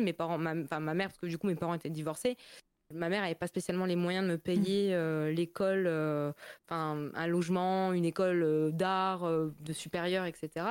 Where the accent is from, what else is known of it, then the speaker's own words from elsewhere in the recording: Metz, Grand Est, France; accent: Lorrain; je suis de Metz, euh, du coup, la région Lorraine, euh, Moselle